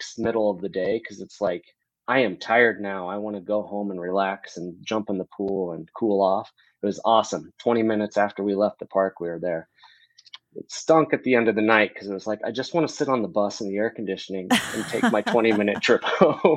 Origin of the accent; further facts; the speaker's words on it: Omaha, Nebraska, United States; We're from Omaha, Nebraska